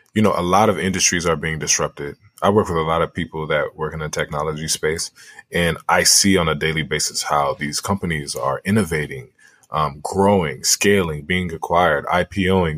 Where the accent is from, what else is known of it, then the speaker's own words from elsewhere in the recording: Liberia; moved away; my home country in Liberia